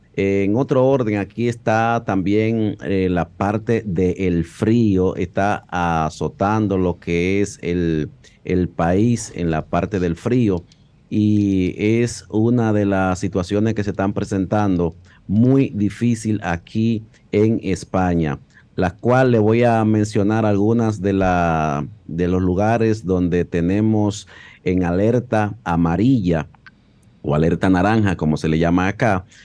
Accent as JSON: {"language": "Spanish", "country": "Dominican Republic"}